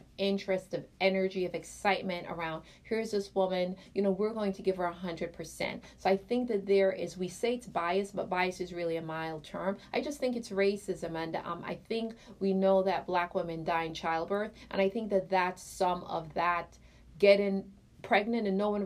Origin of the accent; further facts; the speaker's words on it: Jamaica; I'm Jamaican